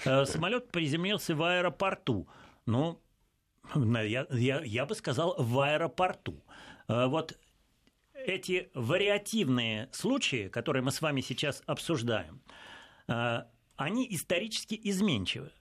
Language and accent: Russian; Russia; мы, русские